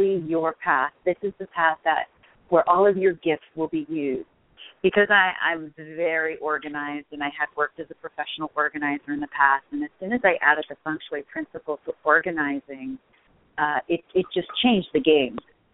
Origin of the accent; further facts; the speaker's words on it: East Coast, United States; also born or lived in Colorado; now in Los Angeles, United States; I grew up on the East Coast, so I was used to snow and cold